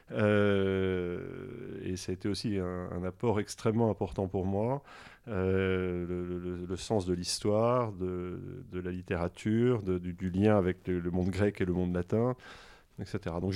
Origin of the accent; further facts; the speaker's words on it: Versailles, Île-de-France, France; born there; parce que je suis né en mai 68 à Versailles.